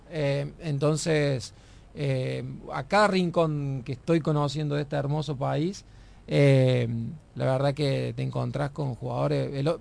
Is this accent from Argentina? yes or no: yes; Argentina; moved away; siendo argentino